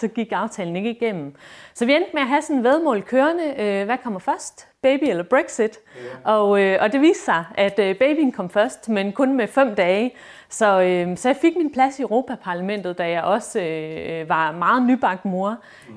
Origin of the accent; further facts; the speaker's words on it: Esbjerg, Southern Denmark, Denmark; jeg er fra Esbjerg